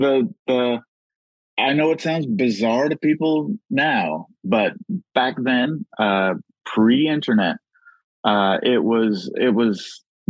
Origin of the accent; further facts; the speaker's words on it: Los Angeles, California, United States; I grew up in South Central.